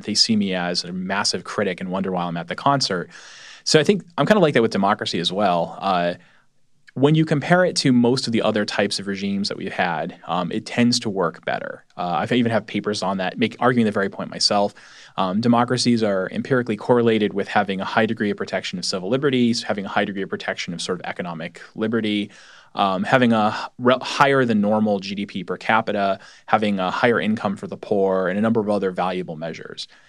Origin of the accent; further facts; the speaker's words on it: New England, United States; I'm from New England